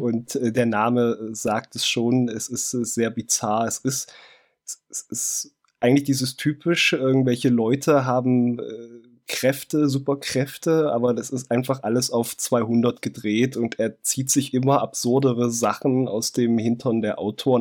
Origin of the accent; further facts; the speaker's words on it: East Germany, Germany; Ich komme aus dem FKK. -Land